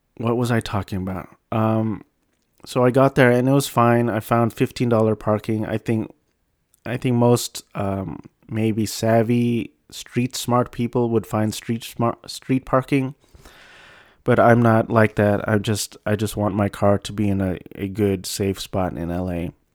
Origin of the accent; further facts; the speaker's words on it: United States; I was born and raised in the States